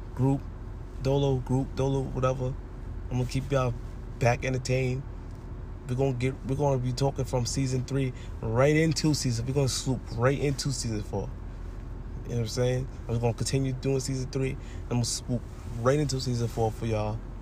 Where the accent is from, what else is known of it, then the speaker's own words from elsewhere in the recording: New York, United States; I'm from New York